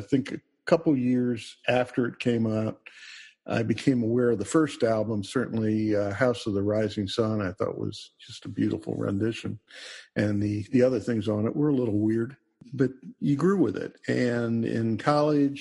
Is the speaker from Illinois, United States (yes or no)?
no; Washington, District of Columbia, United States; I grew up in Washington, D.C.